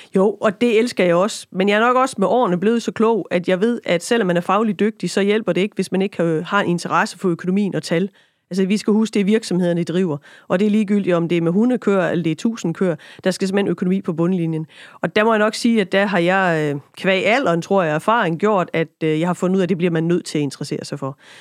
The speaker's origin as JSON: {"language": "Danish", "town": "Lemvig", "region": "Central Denmark Region", "country": "Denmark", "tie": "born or raised there", "moved": "yes", "lives_now": "Kibæk, Denmark", "said": "op i Lemvi, øh, er bosiddende nu i Kibæk"}